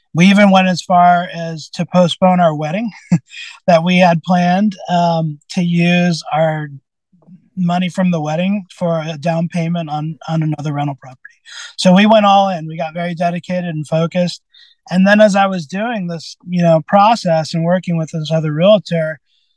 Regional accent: Santa Rosa, California, United States; also born or lived in Sebastopol, United States / Windsor, United States; I grew up in Santa Rosa, and then part-time in Sebastopol

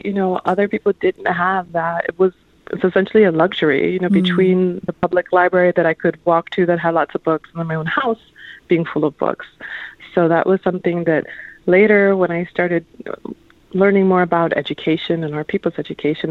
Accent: Lorain, Ohio, United States; born or raised there; moved away; also born or lived in New York

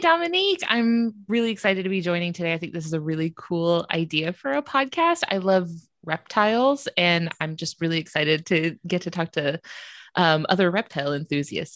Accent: North Florida, United States; I'm from North Florida

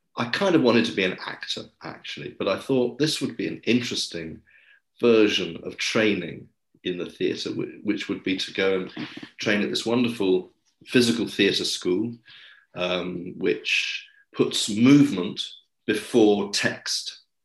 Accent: England, United Kingdom; also born or lived in Paris / London; I am English, um, and I've always lived in the UK.

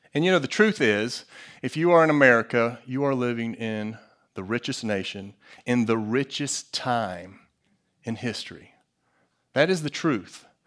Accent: United States; As an American

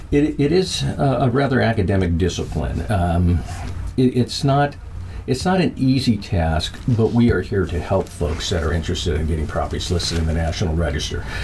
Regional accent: Minnesota, United States; also born or lived in Germany; I was born in Frankfurt, Germany, uh, my brother was born in Colorado Springs, so we were at the military bases there. Uh, eventually, we came back home here to Minnesota, and uh, most of my life, the vast majority of my life, has been here in Minnesota.

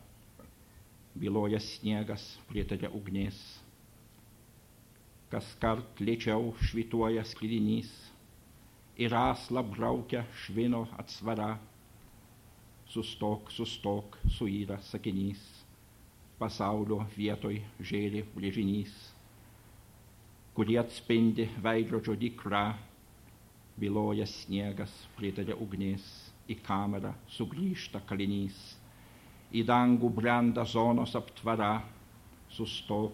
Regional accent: Lithuania; first language Lithuanian; English is a second language; moved away as an adult; now in United States; I write only in my native language

